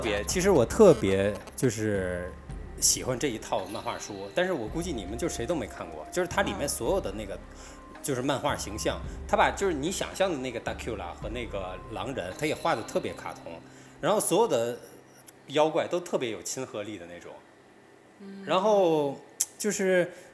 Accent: Tianjin, China; 我们天津那边，呃，放寒假嘛

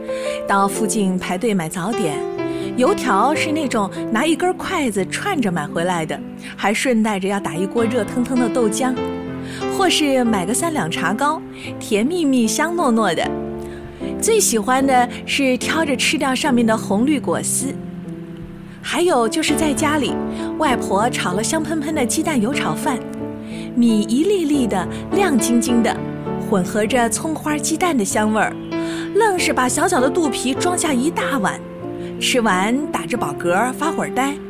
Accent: Nanjing, Jiangsu, China; 我是地道的南京人，在南京生，在南京长大。小时候住在现在的金丝丽酒店附近，那里从地理位置上应该算是城市的西南边。

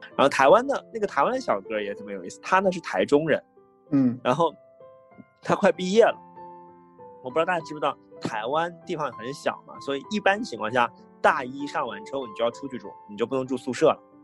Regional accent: Harbin, Heilongjiang, China; moved away; 当时我的户口一直在哈尔滨的嘛

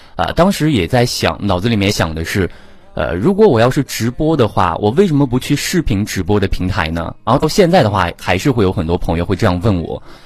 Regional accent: Chuzhou, Anhui, China; 我是安徽滁州的

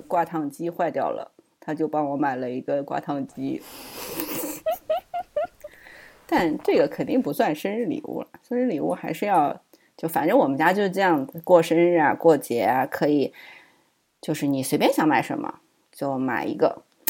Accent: Suzhou, Jiangsu, China; moved away as an adult; now in United States; 我苏州的家里

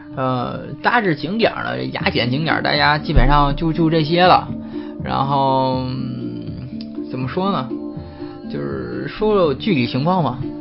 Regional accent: China; 然后船上的人全在扒着看我们中国人

